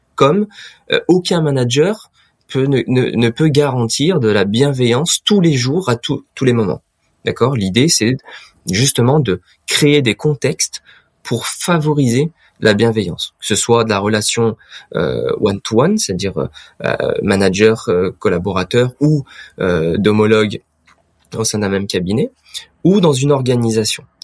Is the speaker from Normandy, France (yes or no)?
no; Auvergne-Rhône-Alpes, France; dans ma région natale, qui est l'Auvergne-Rhône-Alpes aujourd'hui.